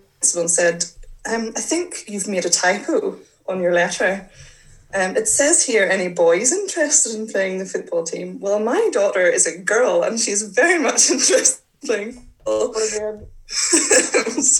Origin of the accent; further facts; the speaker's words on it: Northern Ireland, United Kingdom; I grew up in Northern Ireland, and I had always played football